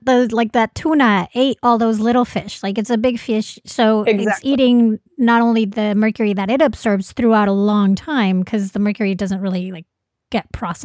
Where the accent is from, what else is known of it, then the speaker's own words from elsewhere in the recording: Venezuela; now in New York, United States; Because I'm originally from Venezuela